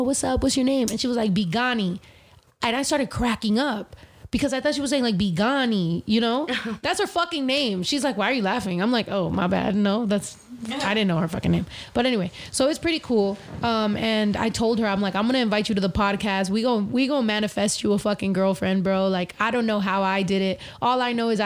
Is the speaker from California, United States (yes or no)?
yes; California, United States; I'm from Cali